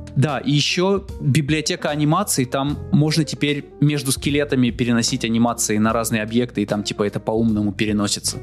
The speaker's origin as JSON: {"language": "Russian", "town": "Izhevsk", "region": "Udmurtia", "country": "Russia", "tie": "born or raised there", "moved": "yes", "said": "Я приехал из Ижевска. Да, прошлый, прошлый раз я был в Ижевске. Я там родился"}